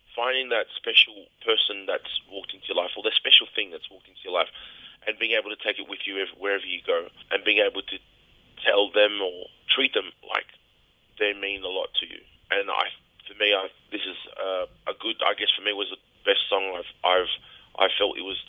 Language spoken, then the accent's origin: English; Fiji; moved away; we're from the Fiji together